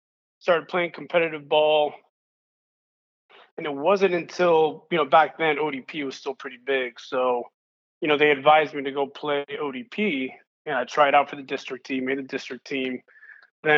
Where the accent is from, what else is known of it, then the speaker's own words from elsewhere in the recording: East Palo Alto, California, United States; I'm from the Bay Area, so local kid here. Specifically, I grew up in East Palo Alto, so in the peninsula